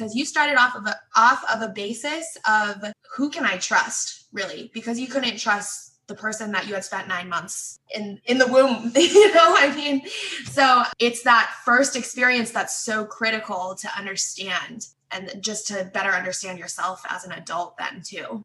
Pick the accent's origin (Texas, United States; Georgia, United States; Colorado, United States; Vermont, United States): Colorado, United States; Denver; moved away as an adult; also born or lived in Nanchang, China / Seattle, Washington; now in Washington, D.C., United States; I grew up in Denver, Colorado